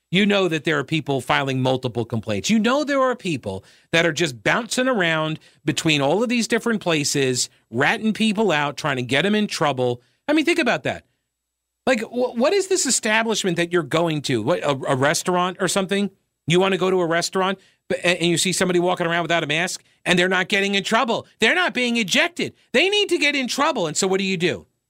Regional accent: United States; I'm an American

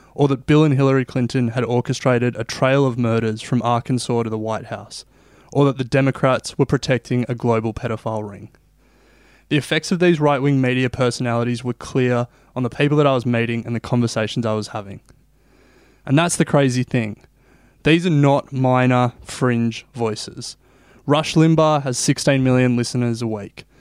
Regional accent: Australia; I'm not American, I'm Australian, and coming from the other side of the world

